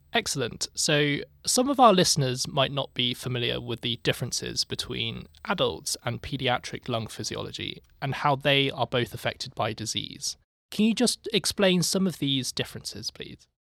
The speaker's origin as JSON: {"language": "English", "country": "United Kingdom", "moved": "as an adult", "lives_now": "Boston, United States", "said": "as a Brit coming here"}